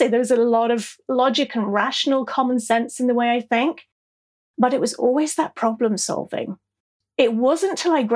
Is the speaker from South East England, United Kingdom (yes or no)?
yes; South East England, United Kingdom; accent: English; also born or lived in El Paso, Texas; I'm a Brit. I was born in the southeast of England.